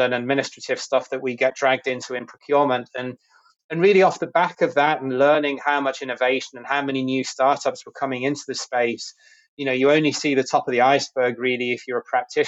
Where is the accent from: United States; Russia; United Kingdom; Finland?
United Kingdom; moved away as an adult; I'm originally from the UK, where I grew up and did my education and started my career